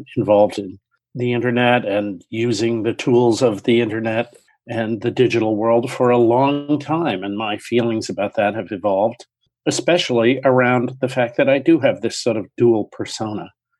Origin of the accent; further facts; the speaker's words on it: Baltimore, Maryland, United States; also born or lived in New Hampshire / Cape Cod; now in Honolulu, United States; I come from a large extended family, which you are part of, and that involved growing up in Baltimore and spending summers in New Hampshire and on the Cape. And so I have a very solid New England background, but now I'm living in Honolulu